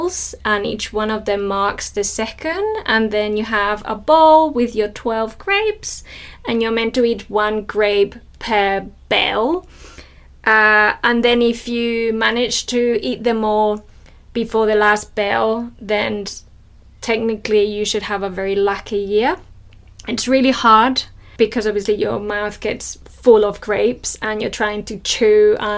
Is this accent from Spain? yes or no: yes; Spain; I'm from Spain, and our New Year's Eve tradition is to eat grapes